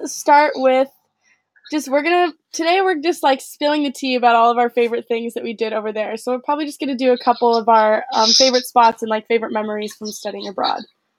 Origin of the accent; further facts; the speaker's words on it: right outside of Portland, Oregon, United States; moved away as an adult; also born or lived in Pennsylvania; I am originally from right outside of Portland, Oregon, but I now go to school at Penn State. We're both juniors.